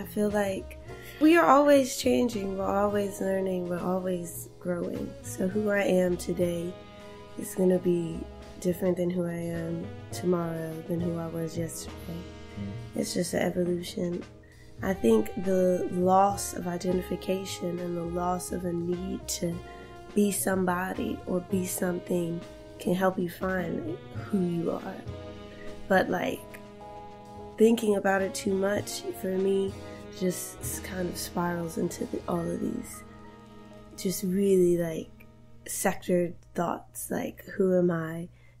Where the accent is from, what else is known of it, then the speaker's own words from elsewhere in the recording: Roanoke, Virginia, United States; I'm from Roanoke, Virginia.